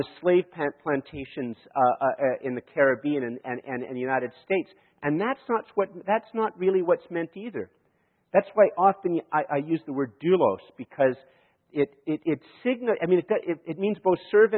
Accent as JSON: {"language": "English", "country": "Canada", "said": "I am a Canadian and I live in Canada"}